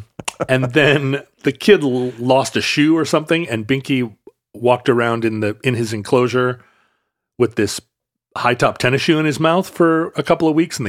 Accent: Alaska, United States; I saw that growing up in Alaska a lot.

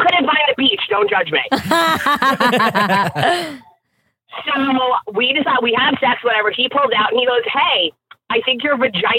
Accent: Long Island, New York, United States; I'm from Long Island. I actually lived down the block from Jenny when she lived in Franklin Square.

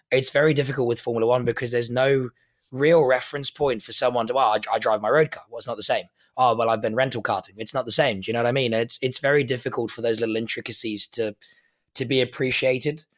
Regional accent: South Africa; I'm South African

